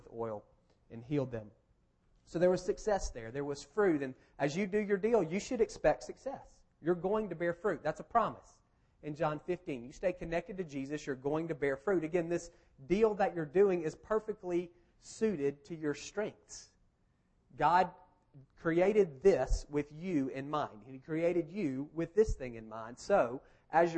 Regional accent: Marietta, Georgia, United States; also born or lived in Athens / Kentucky; This is literally my hometown. I went to Marietta High School. I grew up at First Methodist Marietta

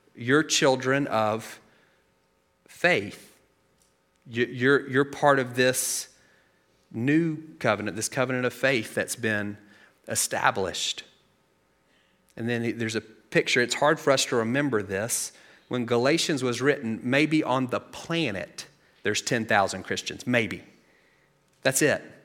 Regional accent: United States; we live in a country where self-reliance is one of our quintessential values. If, like, top three things about being an American, self-reliance is in there somewhere

